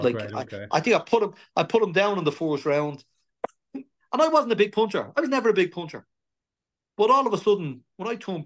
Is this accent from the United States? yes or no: no; Dublin, Leinster, Ireland; born or raised there; also born or lived in Belfast